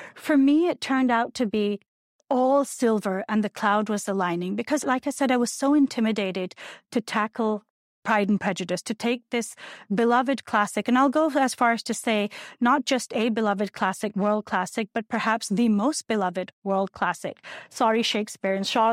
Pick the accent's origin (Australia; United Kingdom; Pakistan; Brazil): Pakistan; born or raised there; moved away as an adult; now in United States